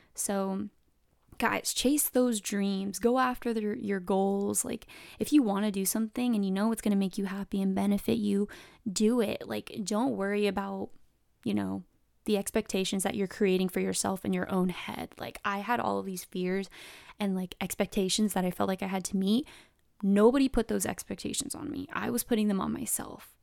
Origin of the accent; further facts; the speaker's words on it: San Diego, California, United States; also born or lived in Riverside, California; I live in San Diego, California, SoCal, born and raised